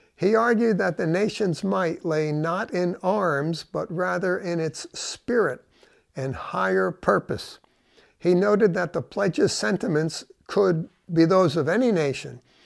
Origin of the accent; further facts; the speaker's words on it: United States; as an American